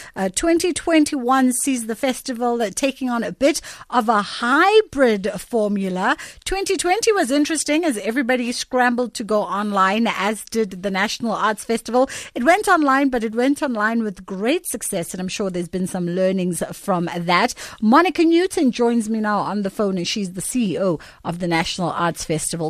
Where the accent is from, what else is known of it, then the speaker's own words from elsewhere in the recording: South Africa; as a South African